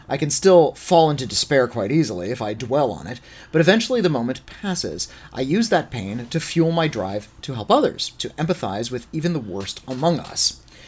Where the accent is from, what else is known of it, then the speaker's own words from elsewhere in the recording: Bolivia; I grew up in Bolivia under alternating fascist and communist regimes with interregnums that sometimes devolved into pure anarchy.